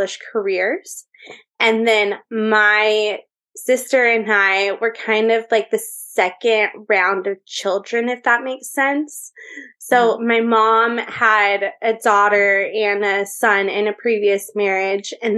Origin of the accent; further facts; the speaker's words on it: Orange County, California, United States; also born or lived in Las Vegas; I am from Orange County, California